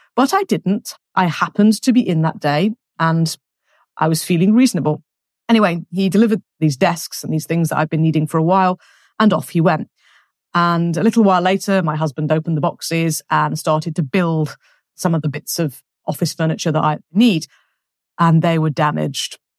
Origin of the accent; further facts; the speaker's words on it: England, United Kingdom; moved away as an adult; now in France; I'm English.